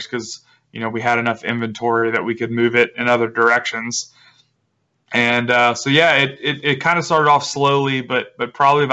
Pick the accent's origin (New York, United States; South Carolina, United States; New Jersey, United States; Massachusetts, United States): South Carolina, United States; Charleston; I'm from Charleston, South Carolina.